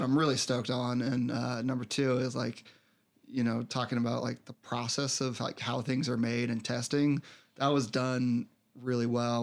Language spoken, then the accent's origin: English; Colorado, United States; also born or lived in Denver; I grew up out in Colorado, uh, lived in Denver for a while